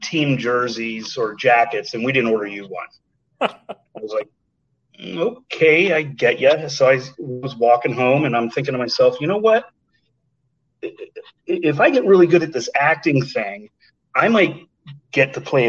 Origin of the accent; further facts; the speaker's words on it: Harrisburg, Pennsylvania, United States; also born or lived in Philadelphia; I'm from the Harrisburg area, and there was a magnet school, arts magnet school called the Harrisburg Arts Magnet School